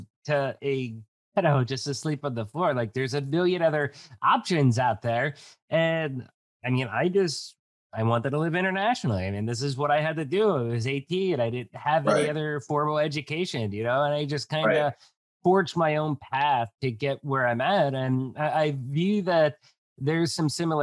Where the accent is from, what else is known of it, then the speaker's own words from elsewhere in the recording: Coal Country, Pennsylvania, United States; moved away as an adult; also born or lived in Tijuana, Mexico; I moved from Coal Country, Pennsylvania out to Tijuana, Mexico. And I lived down there for about